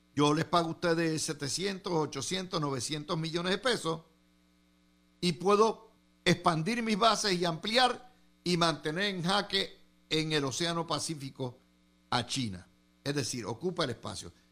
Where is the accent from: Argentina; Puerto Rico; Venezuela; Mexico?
Puerto Rico; Cidra; yo me crié en Sidra